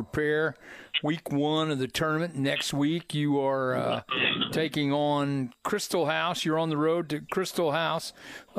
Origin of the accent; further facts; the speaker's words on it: Plainfield, Indiana, United States; moved away as an adult; now in Franklin, United States; I grew up in Plainfield, but then came down to Franklin in 1969 to go to college and never left